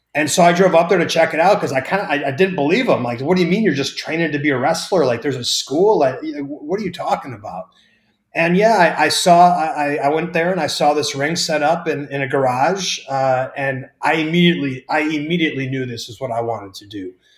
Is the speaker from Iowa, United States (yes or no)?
no; Wisconsin, United States